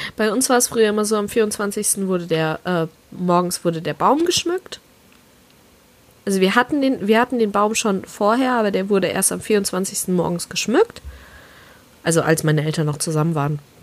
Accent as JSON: {"language": "German", "region": "southwest Germany", "country": "Germany", "said": "ich komme ja aus dem Süden von Deutschland eher. Südwesten ist es im Endeffekt"}